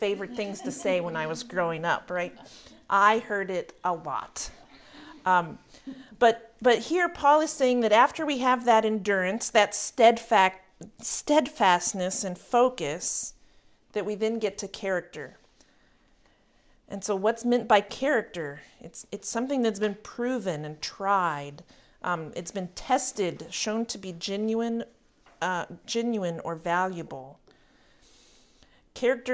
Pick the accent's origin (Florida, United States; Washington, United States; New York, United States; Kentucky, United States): Kentucky, United States; Berea; the court of the college in my hometown